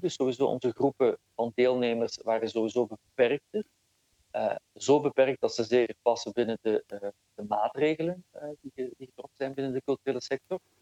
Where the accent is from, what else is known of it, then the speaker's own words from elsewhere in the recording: Flanders, Belgium; ik ben wel degelijk opgegroeid in, eh, in Vlaanderen en dat voel ik ook heel sterk